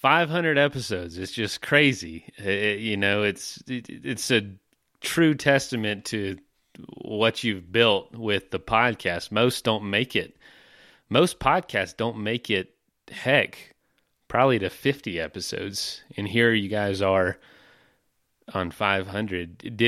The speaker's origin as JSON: {"language": "English", "region": "Florida", "country": "United States", "tie": "born or raised there", "said": "my most exciting experiences were growing up in Florida. I'm in Florida."}